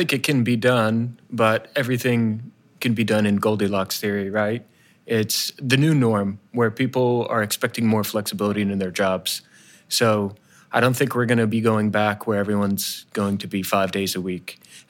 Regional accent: New Jersey, United States; I'm from New Jersey

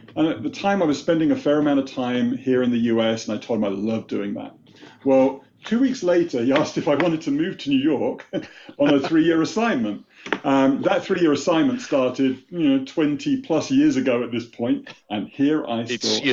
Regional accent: United Kingdom; moved away as an adult; now in United States; you wouldn't know it from my Boston accent, but I was born and raised in the UK

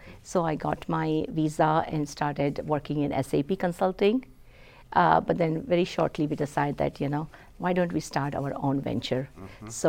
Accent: India; So growing up in India, I come from very humble beginnings

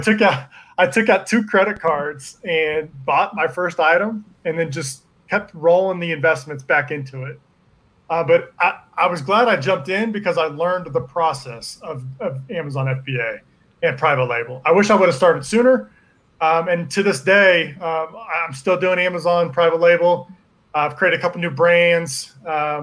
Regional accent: Liberty, Missouri, United States; I grew up here in Kansas City, just on the outside of it in a town called Liberty

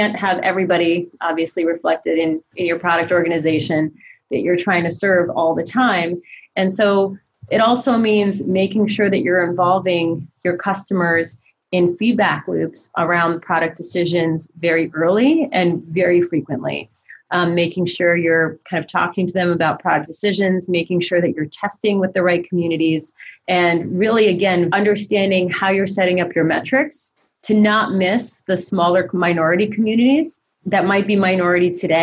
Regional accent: Eastern Ukraine, Ukraine; moved away; I'm a refugee from the former Soviet Union. I was born in Eastern Ukraine

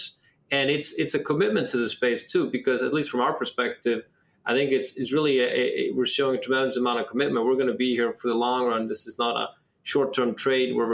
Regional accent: Iceland; moved away as an adult; also born or lived in Ithaca, United States / Chicago, United States; now in New York City, United States; So I'm born and raised in Iceland, you know, moved here in 2004 to go to college

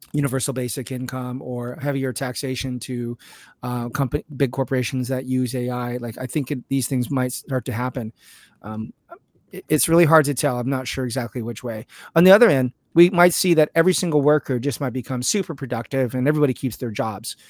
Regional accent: California, United States; I'm a Californian

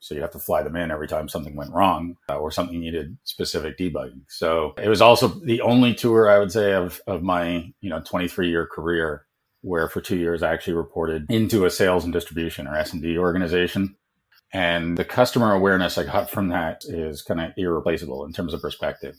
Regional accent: Canada; moved away; also born or lived in United States / South Africa; growing up in Canada

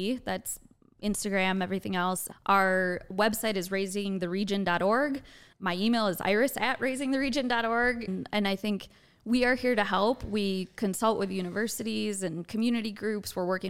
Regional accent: Wisconsin, United States; now in Indiana, United States; I'm from Wisconsin

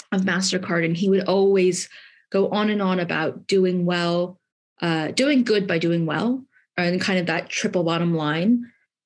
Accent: California, United States; moved away as an adult; also born or lived in Southeast London; now in London, United Kingdom; I grew up in California.

